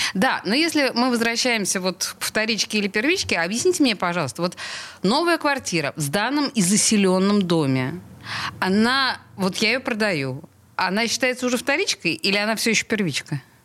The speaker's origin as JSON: {"language": "Russian", "region": "Saint Petersburg", "country": "Russia", "tie": "born or raised there", "said": "петербурженка в пятом колене"}